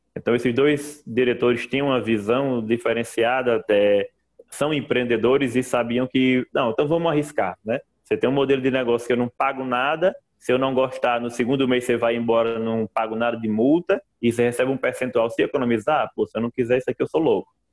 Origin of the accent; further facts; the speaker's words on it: Mossoró, Rio Grande do Norte, Brazil; moved away as an adult; now in Macaé, Brazil; eu sou, sou oriundo do Nordeste, né? De Mossoró, que é uma cidade ali no semiárido nordestino